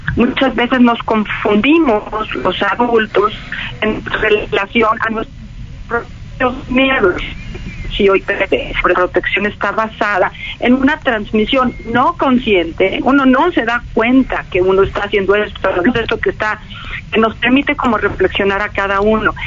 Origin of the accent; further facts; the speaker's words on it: Mexico; como mexicana como mexicanos